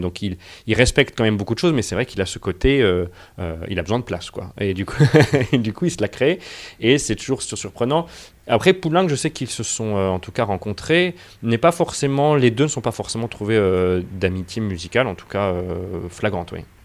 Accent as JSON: {"language": "French", "town": "Angers", "region": "Pays de la Loire", "country": "France", "tie": "born or raised there", "also_born_or_lived": "La Rochelle / London", "first_language": "French", "moved": "as an adult", "said": "je suis né à La Rochelle et j'ai grandi à Angers"}